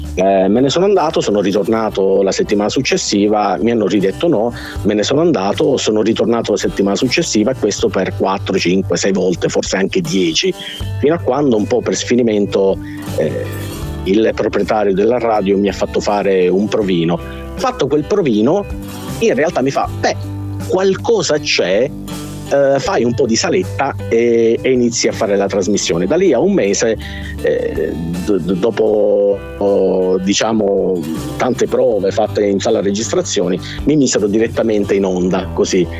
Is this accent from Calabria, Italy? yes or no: no; Sicily, Italy; born or raised there